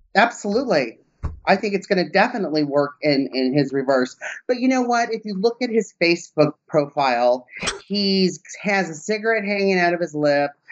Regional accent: Southern California, United States; moved away; I'm from Southern California

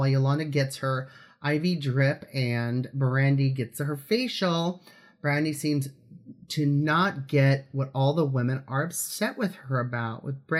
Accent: Los Angeles, California, United States; I'm from Los Angeles and I miss it.

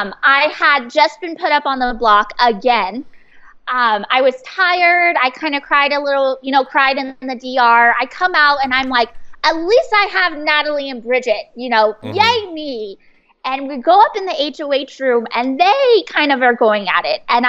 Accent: San Diego, California, United States; I'm from San Diego. I grew up there

